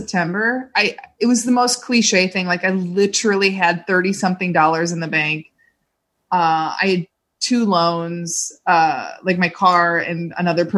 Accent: Cedar Lake, Indiana, United States; I'm from a little town called Cedar Lake

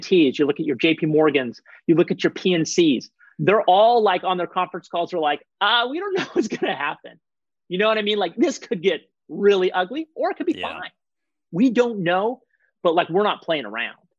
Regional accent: Portland, Oregon, United States; my hometown of Portland

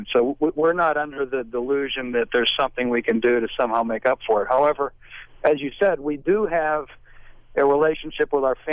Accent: Pittsburgh, Pennsylvania, United States; I grew up in Pittsburgh

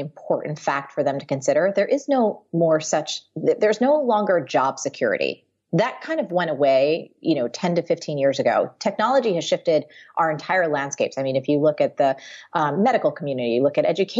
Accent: New Jersey, United States; moved away as an adult; now in New York, United States; I grew up in New Jersey. I've lived my whole life there

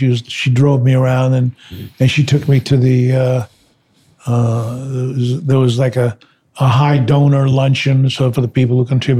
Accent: New York, United States; which was a big old movie palace that I grew up going to on Saturday matinees. It was a great time to be in New York, I must say.

